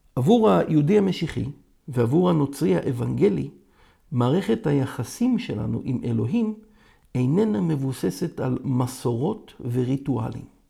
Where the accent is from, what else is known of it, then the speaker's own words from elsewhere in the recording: Israel; אני יהודי, ישראלי, דובר עברית